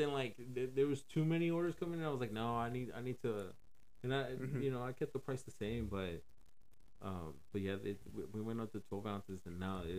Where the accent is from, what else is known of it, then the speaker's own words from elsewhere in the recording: Dallas, Texas, United States; I grew up in the poor side of Oak Cliff, dude. We grew up Section 8, Parkwood Apartments right there on mm-hmm. Keys and Polk and stuff.